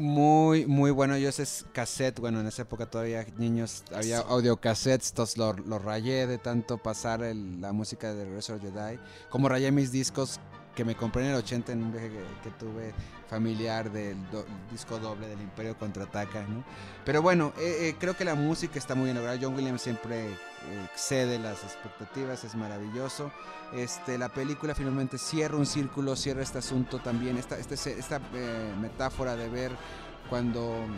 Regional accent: Monterrey, Nuevo León, Mexico; como buen regio

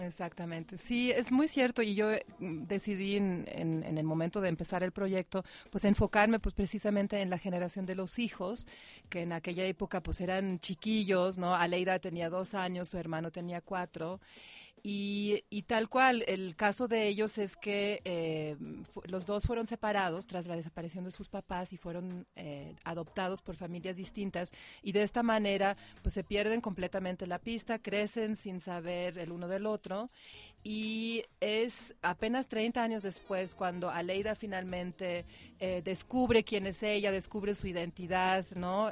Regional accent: Mexico; como mexicanos

